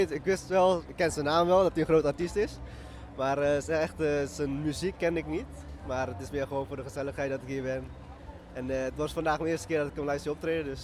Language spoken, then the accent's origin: Dutch; Groningen, Netherlands; Nee, ik kom dus uit Groningen.